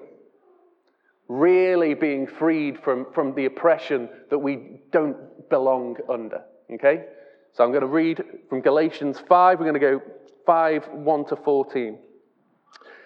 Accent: England, United Kingdom

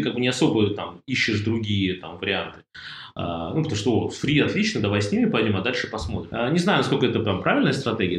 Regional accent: Russia; мы из России

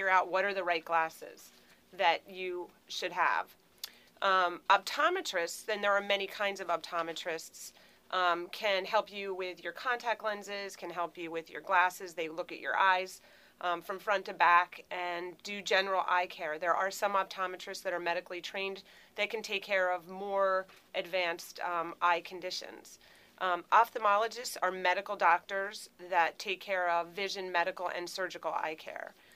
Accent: Philadelphia, Pennsylvania, United States; moved away as an adult; also born or lived in Minnesota; now in Churchville, United States; I'm originally from Philadelphia.

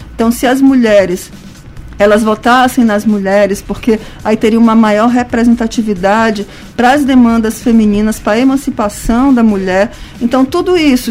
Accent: São Luís, Maranhão, Brazil; sou daqui de São Luís

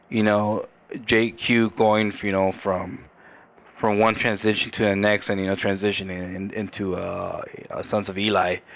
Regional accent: California, United States; born there; So I was I was I was born here. I was born in County Hospital. When I was 20 years old, my dad moved us all the way up to Modesto.

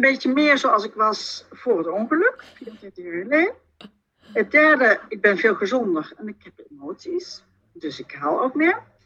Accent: southern Netherlands, Netherlands; accent: soft G; Ik woon in het zuiden van het land, vandaar mijn zachte G.

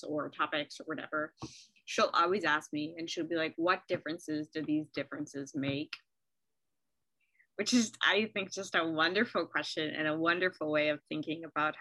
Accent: United States; as an American

